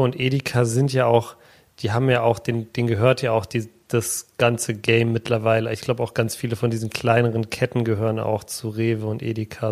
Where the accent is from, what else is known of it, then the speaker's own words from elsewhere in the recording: Berlin, Germany; Ich bin in Berlin geboren